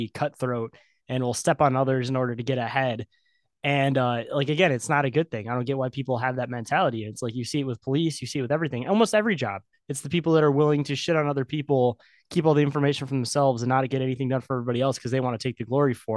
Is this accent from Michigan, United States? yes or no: yes; Michigan, United States; I'm from Michigan